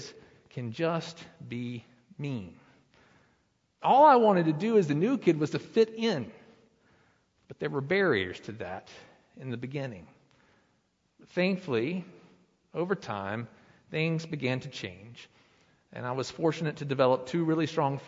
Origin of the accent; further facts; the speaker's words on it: Lenoir, North Carolina, United States; now in Blowing Rock, United States; But I was born in Lenoir, North Carolina. I lived there. I went to school through the fifth grade, and then my family, my father, remarried, and we moved up here to Blowing Rock